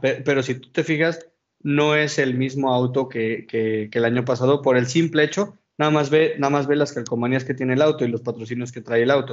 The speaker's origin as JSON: {"language": "Spanish", "country": "Mexico", "said": "como mexicano"}